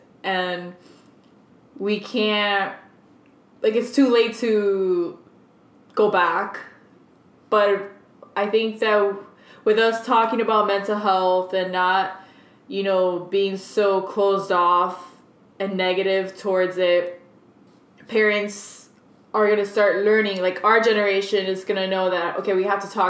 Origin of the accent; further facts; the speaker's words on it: Hialeah, Florida, United States; first language Spanish; English is a second language; born in Hialeah.